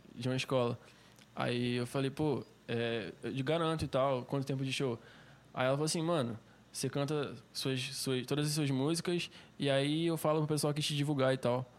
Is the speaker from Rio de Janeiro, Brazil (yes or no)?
yes; Cabo Frio, Rio de Janeiro, Brazil; now in Manaus, Brazil; eu sou de Cabo Frio, do Rio de Janeiro